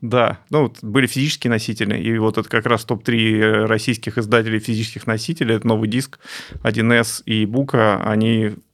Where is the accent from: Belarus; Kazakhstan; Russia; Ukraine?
Ukraine; я украинец